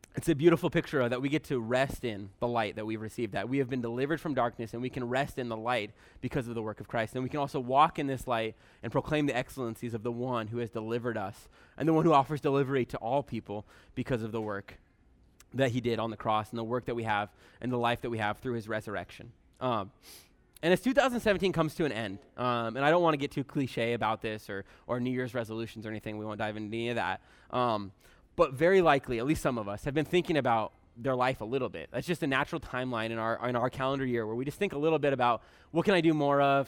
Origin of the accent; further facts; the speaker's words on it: Bremerton, Washington, United States; I'm from Bremerton originally